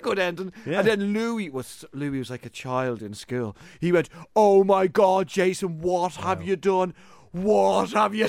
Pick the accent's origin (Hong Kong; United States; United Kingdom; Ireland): Ireland; I'm very Irish as well.